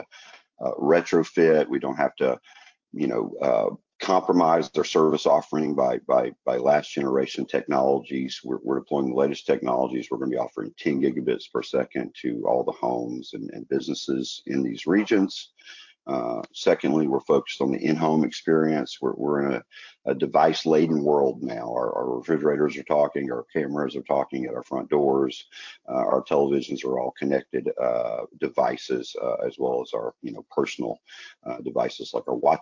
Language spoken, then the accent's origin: English; the South, United States; accent: Southern; You hear my accent. I'm born in rural areas in the South, and we have a real heart for the South